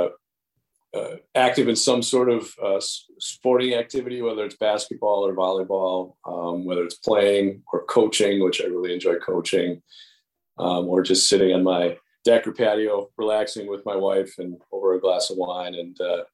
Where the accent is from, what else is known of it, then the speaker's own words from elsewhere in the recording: West Allis, Wisconsin, United States; born and raised in West Dallas and attending Wisconsin State Fair.